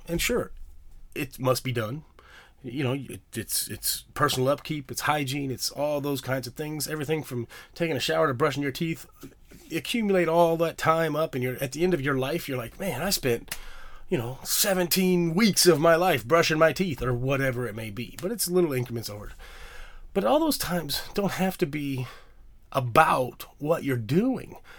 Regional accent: Bloomington, Illinois, United States; now in New York, United States; I'm from Illinois. As most of you guys know, in Bloomington, Normal, Illinois

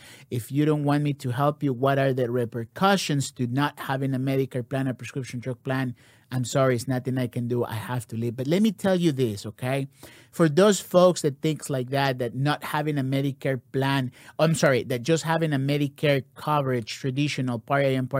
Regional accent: Ecuador; I am here from Ecuador.

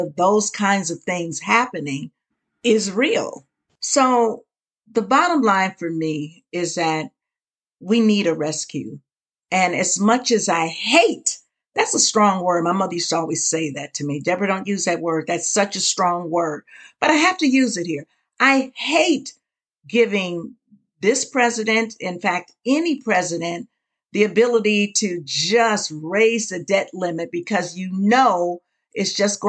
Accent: United States; as the American people

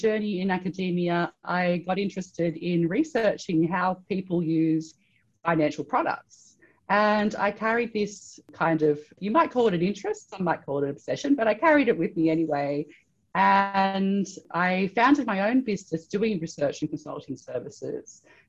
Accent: Australia; I'm originally from Australia. I did a PhD in anthropology at the University of Sydney in Australia.

